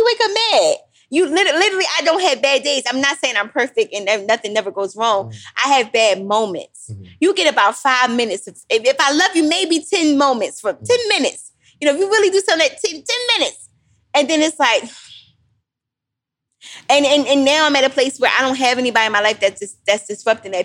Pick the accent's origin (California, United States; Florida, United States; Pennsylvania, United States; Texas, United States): Pennsylvania, United States; Philadelphia; I'm still from Philly